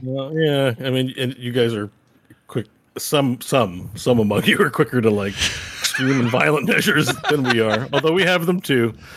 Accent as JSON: {"language": "English", "country": "Canada"}